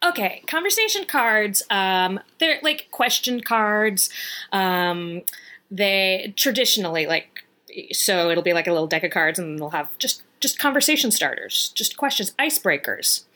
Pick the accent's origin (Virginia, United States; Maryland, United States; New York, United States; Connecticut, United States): Virginia, United States; moved away; I'm from Virginia